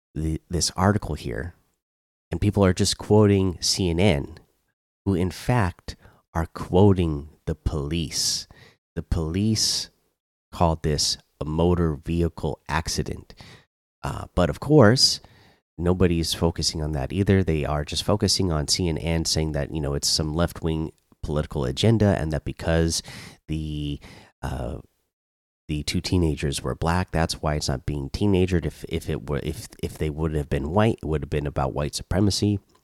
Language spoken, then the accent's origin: English; Oregon, United States; now in Georgia, United States; I grew up in Oregon